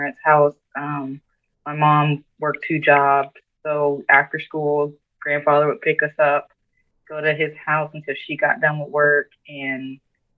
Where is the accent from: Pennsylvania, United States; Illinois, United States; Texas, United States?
Pennsylvania, United States; Erie; Erie. Always an Erie girl.